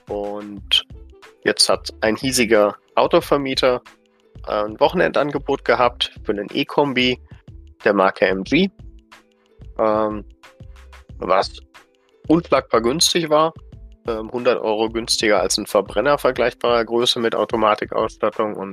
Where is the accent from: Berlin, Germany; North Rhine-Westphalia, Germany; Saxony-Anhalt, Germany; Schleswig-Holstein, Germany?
North Rhine-Westphalia, Germany; Düsseldorf; born there; eine der ersten Tesla-Filialen hier in Deutschland geöffnet hat, in meiner Geburtsstadt Düsseldorf